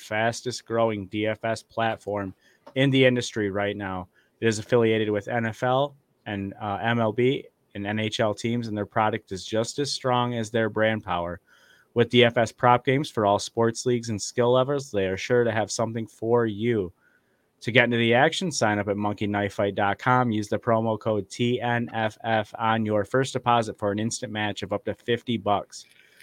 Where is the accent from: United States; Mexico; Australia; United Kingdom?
United States; Flint, Michigan; Flint, Michigan, my hometown